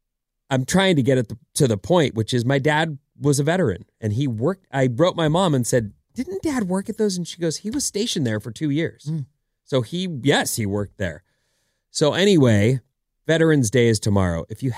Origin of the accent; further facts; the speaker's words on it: Irvine, California, United States; where I grew up, where we grew up in Irvine